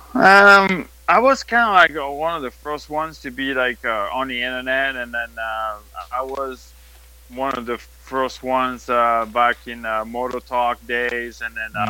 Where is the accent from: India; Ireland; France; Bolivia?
France; accent: French; English is a second language; now in United States; we're still French